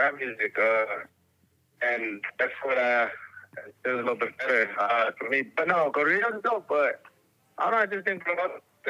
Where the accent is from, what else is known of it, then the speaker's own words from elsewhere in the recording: Mexico City, Mexico; I'm from Mexico City.